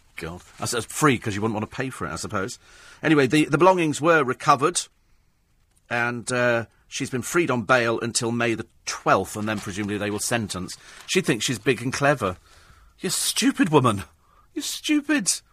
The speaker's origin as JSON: {"language": "English", "country": "United Kingdom", "said": "being British"}